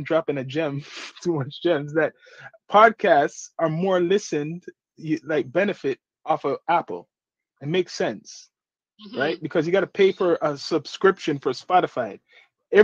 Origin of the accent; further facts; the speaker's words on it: Toronto, Ontario, Canada; we're from Toronto.